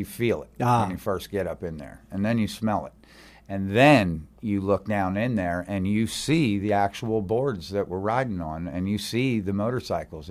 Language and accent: English; Reading, Pennsylvania, United States; I grew up right outside of Philadelphia, a place called Reading, Pennsylvania